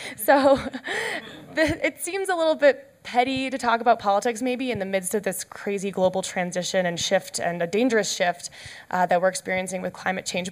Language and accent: English; Canada; I'm Canadian